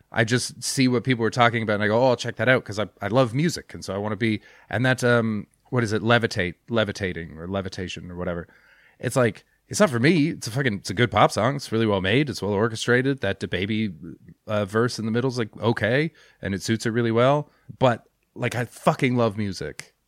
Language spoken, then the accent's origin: English; Canada